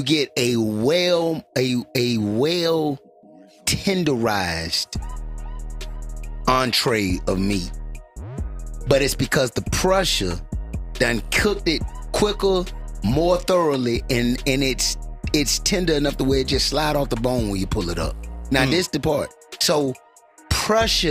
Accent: Miami, Florida, United States; I'm from Miami.

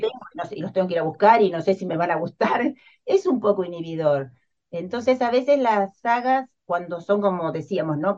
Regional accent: Argentina; soy argentina, vivo en Buenos Aires

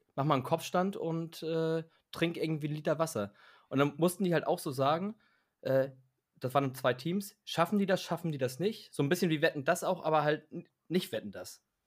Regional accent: Hamburg, Germany; wenn du Richtung Elbe rausfährst bei uns in Hamburg

